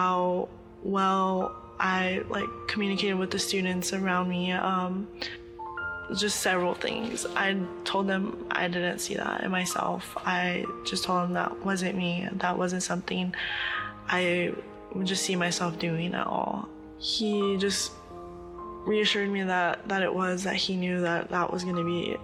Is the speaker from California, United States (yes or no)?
yes; Oxnard, California, United States; I was born and raised in Oxnard, California.